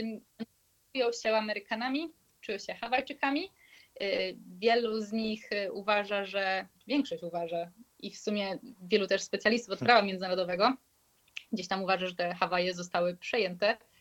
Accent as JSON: {"language": "Polish", "country": "Poland", "said": "skąd jesteśmy, mówiliśmy, że z Polski"}